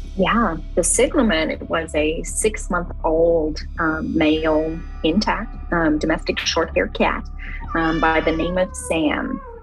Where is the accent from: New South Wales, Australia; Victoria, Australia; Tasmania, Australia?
Victoria, Australia; Melbourne; also born or lived in Western Australia; I grew up in Australia um, in a city called Melbourne.